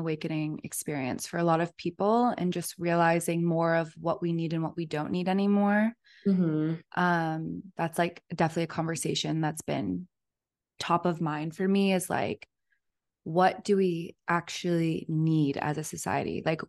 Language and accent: English; United States; now in New York, United States; growing up in the States, we're very sheltered from a lot of that stuff, especially growing up in small communities and having these safe havens. Moving to New York was so eye-opening to me